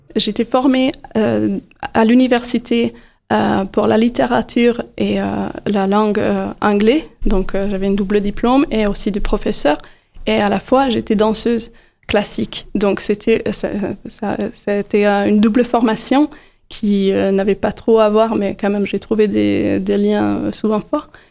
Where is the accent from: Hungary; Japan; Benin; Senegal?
Hungary; Budapest; moved away as an adult; now in Montpellier, France; Je suis née à Budapest également.